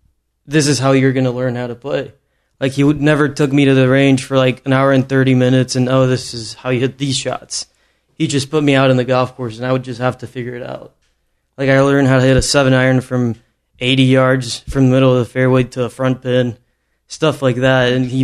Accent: Mexico; moved away; my hometown in Mexico

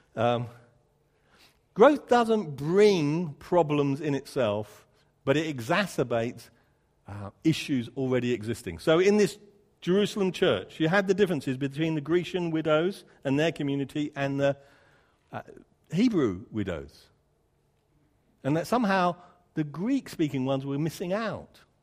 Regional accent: United Kingdom; I'm a Brit

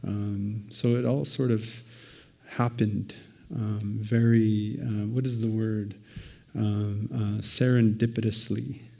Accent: Moose Factory, Ontario, Canada; moved away; I grew up in northeastern Ontario

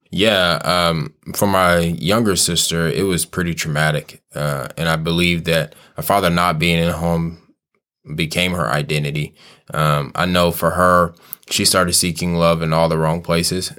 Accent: Kansas City, United States; I'm born and raised in Kansas City

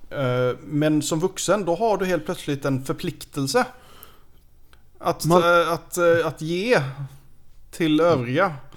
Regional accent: Sweden; som svensk

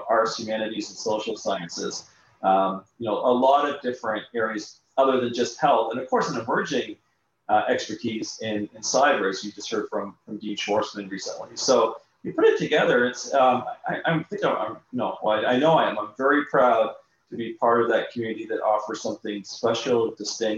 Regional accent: Canada; accent: Canadian; now in Augusta, United States; I'm originally from Canada, so your listeners would be able to tell from my accent.

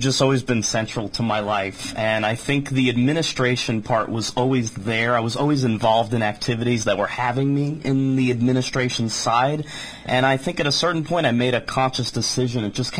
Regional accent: Long Island, New York, United States; also born or lived in Boston, United States / Richmond, Virginia, United States; now in Waterbury, United States; I was in Richmond, Virginia, where I was working with the Virginia Opera, but the Northeast is home. I grew up on Long Island.

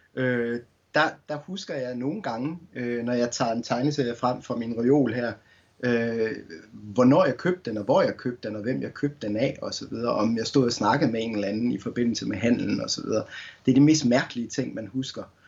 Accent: Skanderborg, Central Denmark Region, Denmark; som ung knægt i Skanderborg øh, på Morten Børup skolen

